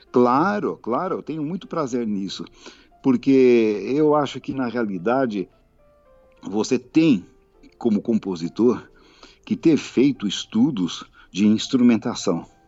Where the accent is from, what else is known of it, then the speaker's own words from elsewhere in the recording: Brazil; sou brasileiro